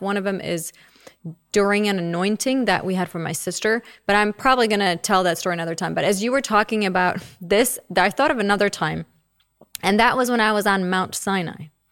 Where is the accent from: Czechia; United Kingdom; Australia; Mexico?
Czechia; moved away; I don't know all of the hymns because I grew up in the Czech Republic